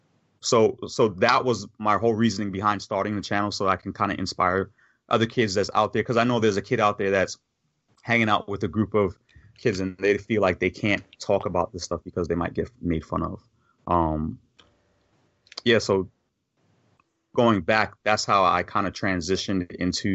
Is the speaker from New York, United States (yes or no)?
yes; New York, United States; now in Virginia, United States; growing up in New York in the area that I grew up